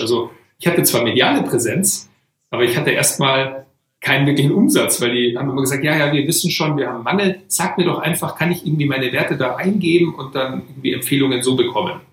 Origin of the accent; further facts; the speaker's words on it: Weilheim in Oberbayern, Bavaria, Germany; also born or lived in Oregon, United States / Boston, United States; bin aufgewachsen hier in Weilheim in Oberbayern